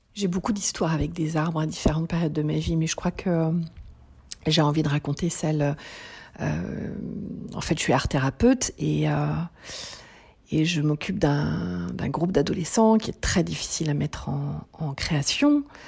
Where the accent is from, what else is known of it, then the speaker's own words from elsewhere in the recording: Paris, Île-de-France, France; now in Lauzerte, France; je suis née à Paris et je vis à Lozerte, en Occitanie